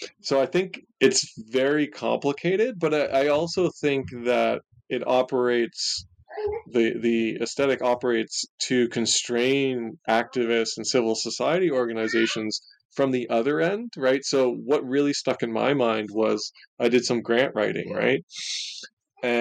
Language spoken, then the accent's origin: English; Ontario, Canada; of Canada, which is actually where I grew up. I grew up in Ontario